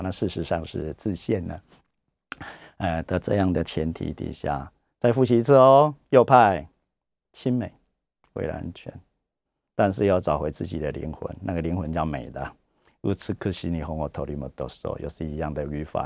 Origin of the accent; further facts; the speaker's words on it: Taiwan; 这我们台湾人也用过很多次了